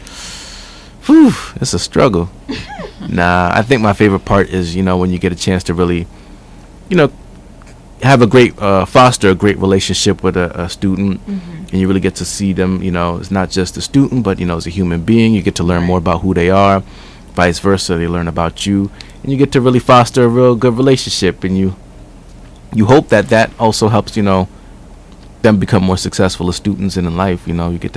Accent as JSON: {"language": "English", "region": "New Jersey", "country": "United States", "also_born_or_lived": "Newark", "said": "I'm from Jersey, but I'm of, as some say, Jamaican parentage. So, I kind of grew up with that."}